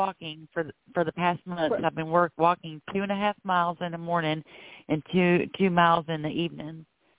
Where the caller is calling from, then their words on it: Florida, United States; I'm calling from Florida.